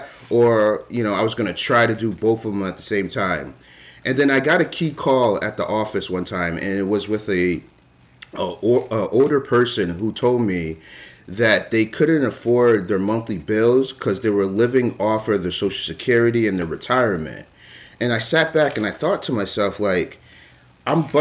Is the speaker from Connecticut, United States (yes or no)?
yes; Connecticut, United States; moved away as an adult; now in Maine, United States; I'm originally from Connecticut, came up to the state of Maine to go to the university